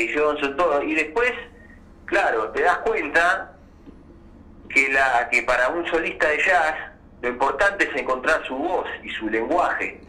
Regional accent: Azul, Buenos Aires Province, Argentina; also born or lived in Barría (birthplace, likely garbled); yo nací en Barría, pero me crié en Azul, que es una ciudad ahí, aledaña

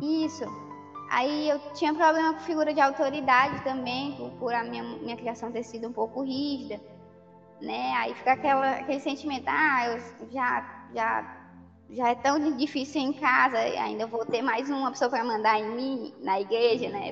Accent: Camocim, Ceará, Brazil; moved away as an adult; now in Parnaíba, Brazil; eu sou natural de Camusim, do Ceará. Vim morar aqui em Parnaíba para fazer faculdade de contábeis

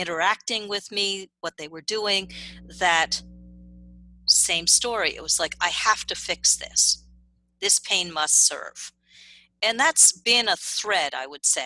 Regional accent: New York City, New York, United States; I grew up privileged. I grew up in Manhattan

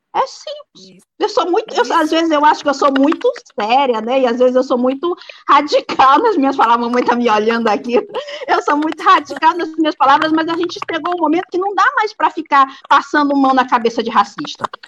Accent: São Luís, Maranhão, Brazil; moved away as an adult; now in Pedreiras, Brazil; eu sou de São Luís e estou em pedreiras já há mais de quatro anos

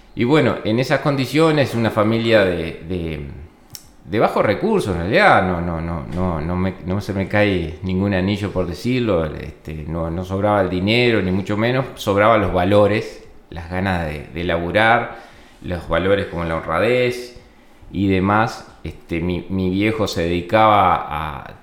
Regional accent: Florida, Uruguay; yo soy oriundo de Florida, de la ciudad de Florida. Eh, tengo una raíz rural, pero en realidad me crié en un, barrio este, de Florida

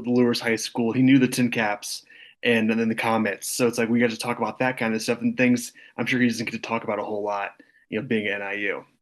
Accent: Northern Indiana, United States; I'm from Northern Indiana

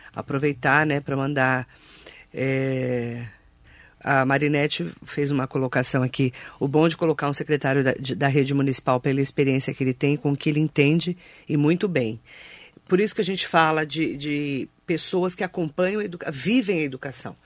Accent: Suzano, São Paulo, Brazil; Eu que sou de Suzano, imagina, meu pai estudou no Raul Brasil

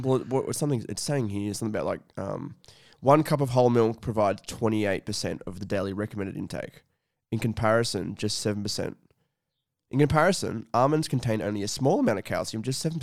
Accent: Scone, New South Wales, Australia; moved away; when I was back in my hometown, um, you know, in Scone

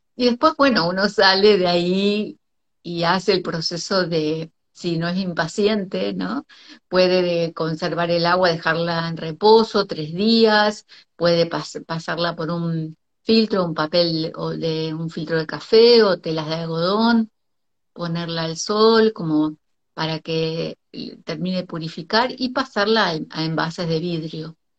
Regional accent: Argentina; also born or lived in Costa Rica

